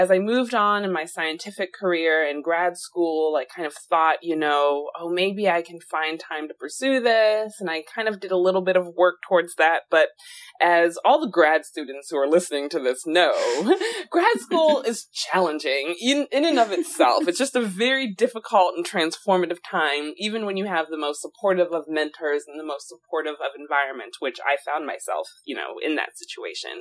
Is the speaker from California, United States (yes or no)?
no; Alexandria, Virginia, United States; moved away; also born or lived in Massachusetts / Chicago / Chile; I'm originally from Alexandria, Virginia, and I've really bounced around a lot since then.